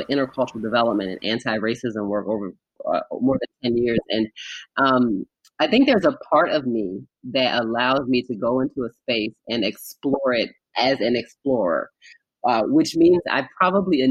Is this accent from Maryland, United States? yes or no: yes; Baltimore, Maryland, United States; I grew up in Baltimore, so not far from Philadelphia